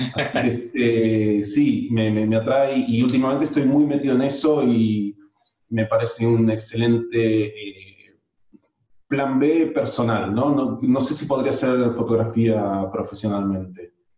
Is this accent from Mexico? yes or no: no; Argentina; moved away as an adult; now in Spain; en Argentina somos